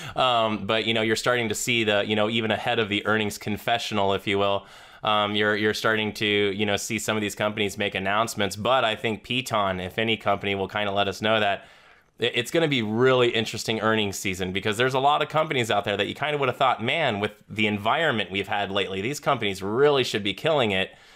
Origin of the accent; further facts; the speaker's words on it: Florida, United States; I'm a Southerner from Florida